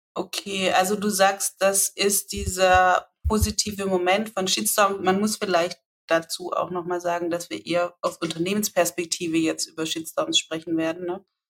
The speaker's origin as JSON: {"language": "German", "area": "Swabia", "region": "Baden-Württemberg", "country": "Germany", "also_born_or_lived": "near Leipzig", "accent": "Swabian", "moved": "yes", "lives_now": "Leipzig area, Germany", "said": "wenn ich schwäbele"}